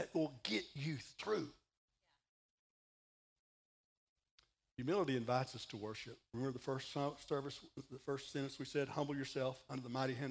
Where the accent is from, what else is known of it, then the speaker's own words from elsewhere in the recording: Texas, United States; I'm from Texas